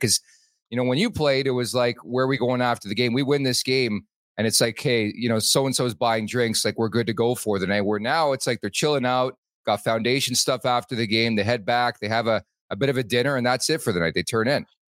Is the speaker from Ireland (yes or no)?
no; Quebec, Canada; I'm from Quebec